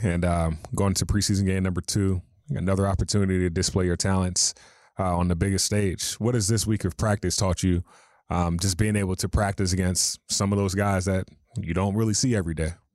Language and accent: English; North Carolina, United States; moved away; I'm from North Carolina